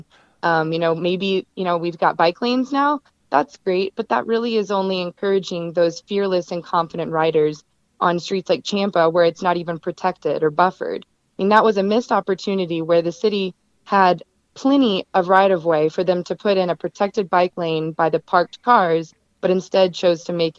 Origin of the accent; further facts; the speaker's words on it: Nashville, Tennessee, United States; moved away as an adult; now in Denver, United States; I'm from Nashville